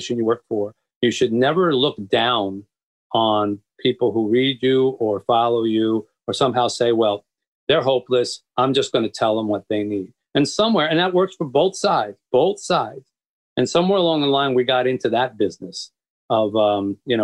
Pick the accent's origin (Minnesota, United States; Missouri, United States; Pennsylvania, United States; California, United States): Pennsylvania, United States; Philadelphia; moved away as an adult; also born or lived in Boston / New York / Florida; now in Detroit, United States; But I was raised in the East. And I grew up in Philadelphia.